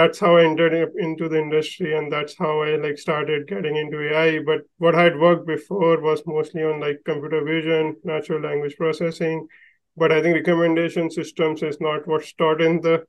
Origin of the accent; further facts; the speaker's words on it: India; moved away as an adult; also born or lived in New York; I grew up in India